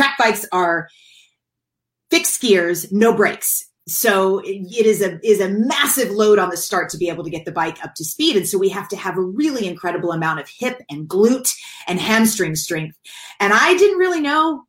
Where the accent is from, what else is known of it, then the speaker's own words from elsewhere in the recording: Kentucky, United States; now in California, United States; I grew up in Kentucky and in the South